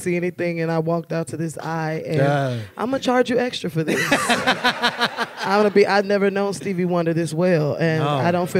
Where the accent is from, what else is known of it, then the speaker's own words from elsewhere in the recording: Chicago, Illinois, United States; because I'm from the West Side.